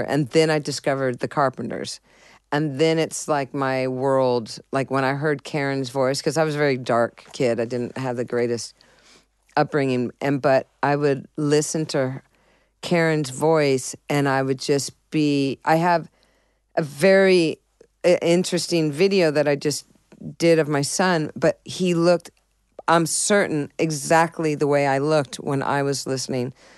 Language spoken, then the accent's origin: English; San Diego, California, United States; also born or lived in Boston, Massachusetts; I was born in Boston, Massachusetts, but I was raised in San Diego